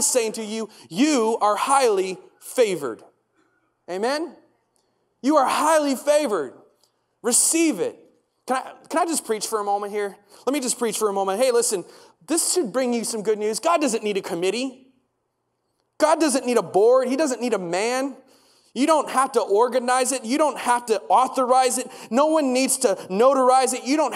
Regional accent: United States; moved away; I grew up in the States, and one of the things we did every single day is we recited the Pledge of Allegiance.

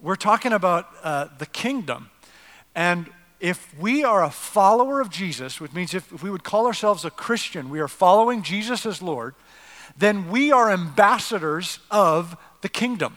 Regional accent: Canada; now in United States; I'm not actually American. I'm a North American. I'm Canadian

